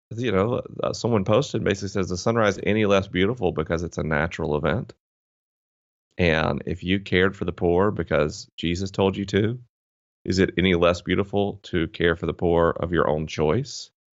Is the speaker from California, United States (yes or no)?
no; Tallahassee, Florida, United States; I grew up in Tallahassee, Florida, which is, uh, definitely Bible Belt territory